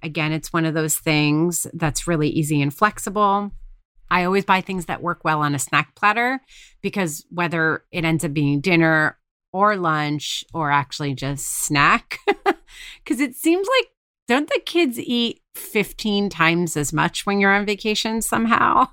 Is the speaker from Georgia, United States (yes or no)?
no; New York, United States; we're from New York